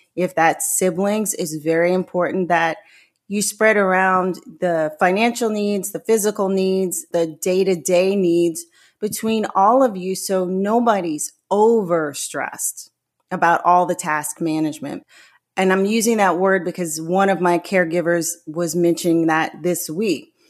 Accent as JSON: {"language": "English", "town": "New Orleans", "region": "Louisiana", "country": "United States", "also_born_or_lived": "Florida", "moved": "as an adult", "said": "I'm originally from New Orleans"}